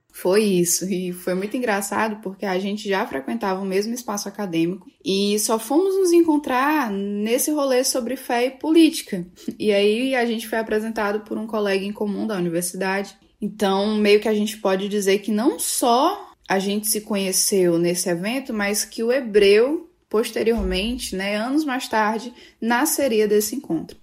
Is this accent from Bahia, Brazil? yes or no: no; Fortaleza, Ceará, Brazil; Eu falo aqui de Fortaleza, nasci em Fortaleza e ainda estou por aqui.